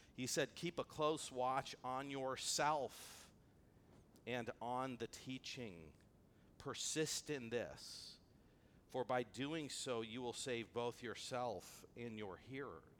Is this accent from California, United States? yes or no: yes; Antelope Valley, California, United States; I grew up in the Antelope Valley where things can be a little bit rough